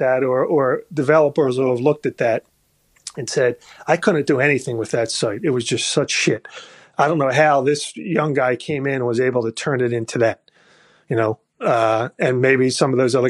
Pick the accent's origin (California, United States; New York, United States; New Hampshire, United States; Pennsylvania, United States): Pennsylvania, United States; Philadelphia; moved away; I'm from Philadelphia originally